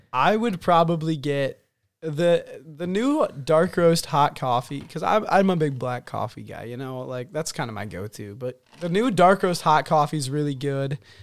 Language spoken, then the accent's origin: English; Montana, United States; I was born in Montana